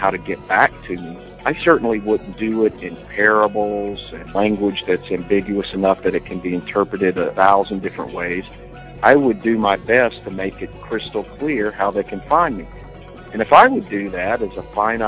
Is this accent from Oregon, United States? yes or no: no; Georgia, United States; I was born in the Bible Belt, born in Georgia, to a family